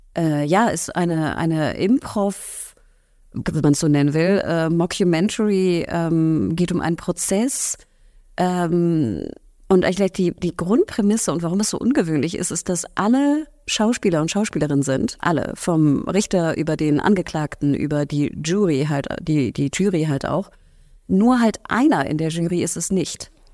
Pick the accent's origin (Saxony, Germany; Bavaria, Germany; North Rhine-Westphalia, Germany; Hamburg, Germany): Hamburg, Germany; wenn man Hamburgerin ist, und ich bin Hamburgerin